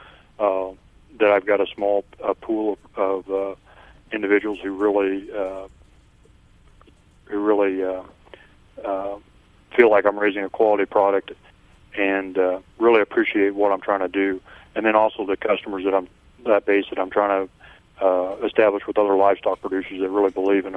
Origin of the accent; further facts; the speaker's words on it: Iowa, United States; we moved to Iowa here, my dad's family, in 1856, and we've been in the county ever since.